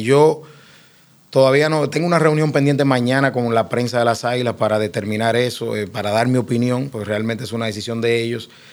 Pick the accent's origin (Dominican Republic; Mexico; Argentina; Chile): Dominican Republic; Cibao; yo soy cibaeño de pura cepa